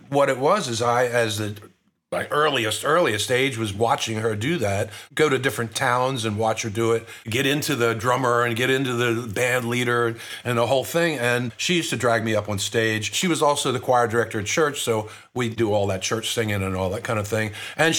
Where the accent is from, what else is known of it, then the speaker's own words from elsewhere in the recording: Pennsylvania, United States; Yeah, outside of that, in Chester County and Montgomery County, Pennsylvania.